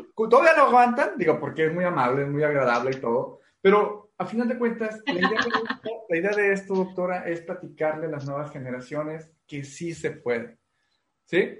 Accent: Mexico; creo que como mexicano no me ha faltado nada

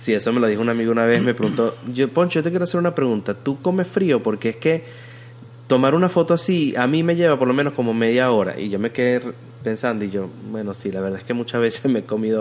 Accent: Venezuela; now in Texas, United States; como diríamos nosotros en Venezuela

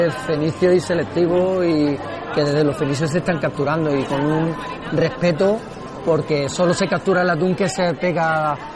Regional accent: Barbate, Andalusia, Spain; yo soy de Barbate, para empezar, es un pueblo que estamos a unos kilómetros de Cádiz.

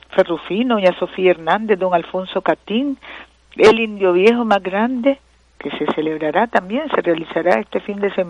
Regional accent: Nicaragua

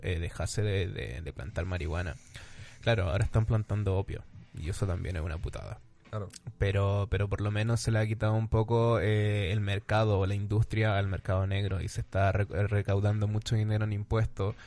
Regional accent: Chile; now in Madrid, Spain; soy chileno

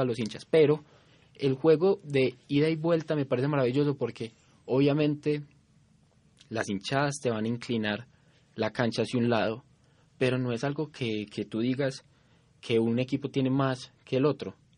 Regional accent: Colombia; nosotros como colombianos

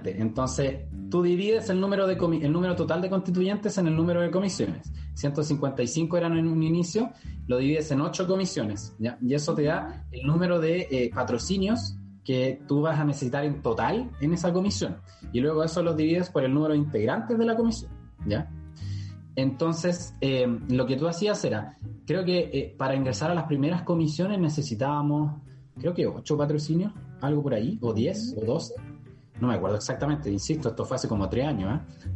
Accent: La Florida, Santiago Metropolitan Region, Chile; soy nacido y criado en la Florida, del distrito 12

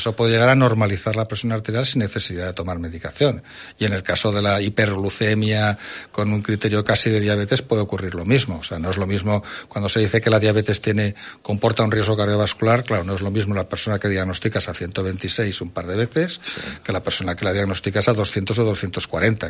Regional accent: Zaragoza, Aragon, Spain; yo que soy de Zaragoza

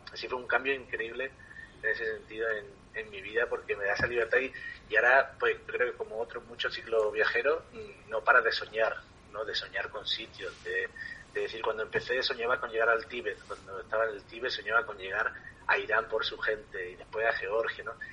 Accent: Ardales, Andalusia, Spain; moved away as an adult; also born or lived in Thailand; tengo que llegar a Ardales, a mi pueblo en Málaga

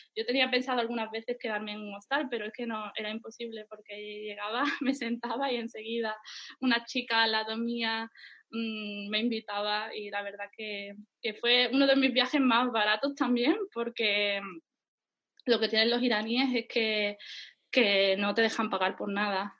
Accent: Lebrija, Andalusia, Spain; moved away as an adult; also born or lived in Germany / Ireland / Seville; now in Istanbul, Turkey; cuando era niña o adolescente, pues vivía en mi pueblo, en Andalucía, bueno, mi pueblo se llama Lebrija.

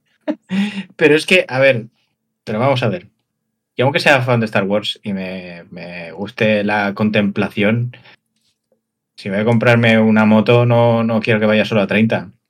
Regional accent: Valencian Community, Spain; En Valencia lo decimos así

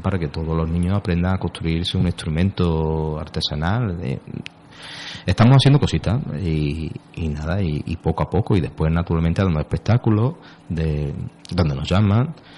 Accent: Huelva, Andalusia, Spain; yo soy, vamos, de Huelva más que un choco

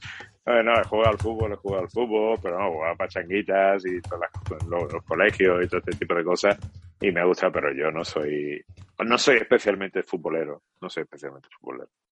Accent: San Roque, Andalusia, Spain; mi arma secreta sanroqueña, mi paisano Manolo Mesa

